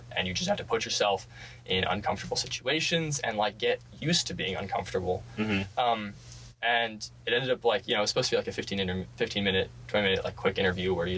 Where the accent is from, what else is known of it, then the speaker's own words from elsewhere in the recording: San Francisco, California, United States; moved away as an adult; I'm from San Francisco.